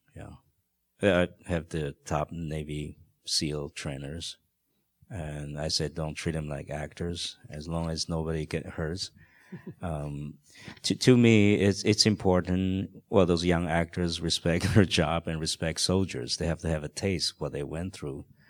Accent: Taiwan; English is a second language; moved away; I grew up in Taiwan in a very protected kind of a atmosphere

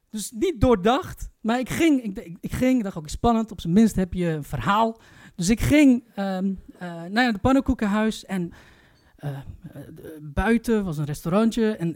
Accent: Turkey; Jullie vergeten één detail. Ik ben Turks.

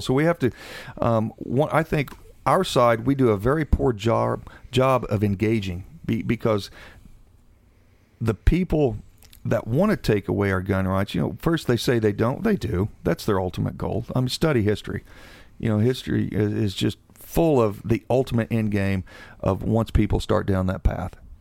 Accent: Seymour, Indiana, United States; born and raised in Seymour, Indiana

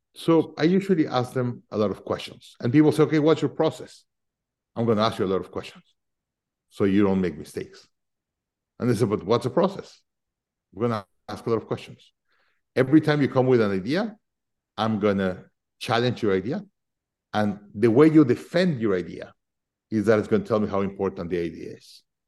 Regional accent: Mexico City, Mexico; now in United States; I'm originally from Mexico City

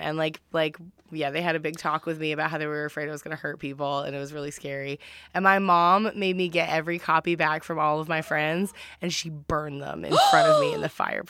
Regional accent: the South, United States; growing up in the South.

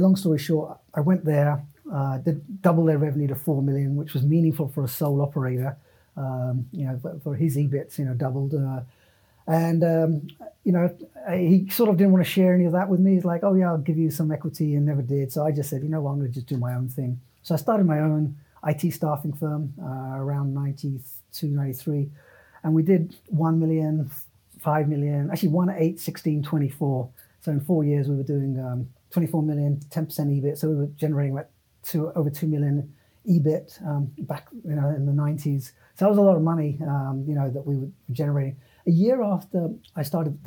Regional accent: United Kingdom; moved away as an adult; also born or lived in San Francisco / San Jose; I'm a British citizen.

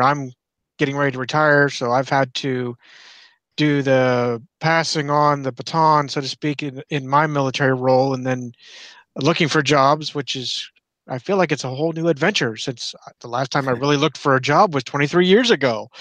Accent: Clearfield, Pennsylvania, United States; we're from Clearfield, Central Podunk, Pennsylvania

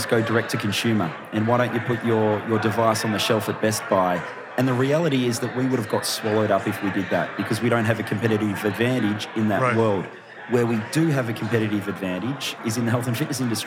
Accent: Australia; I'm from Australia

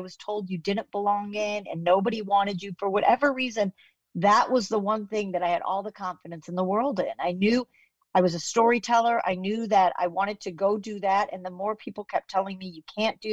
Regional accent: Chicago, Illinois, United States; moved away; also born or lived in Kansas; I'm a Chicago girl, but I went to the University of Kansas. So I adopted, you know, I have a little bit of Kansas in me, but Chicago is really my foundation

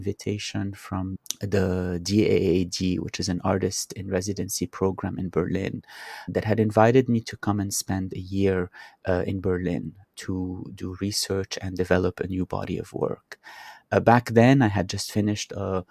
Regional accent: Beirut, Beirut Governorate, Lebanon; growing up in Beirut, I used to have lunch at my maternal grandparents' house every other Sunday.

